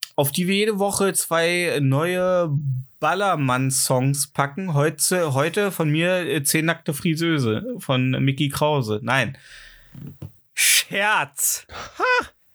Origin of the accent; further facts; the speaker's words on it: the East, East Germany, Germany; ich komme halt auch aus dem Osten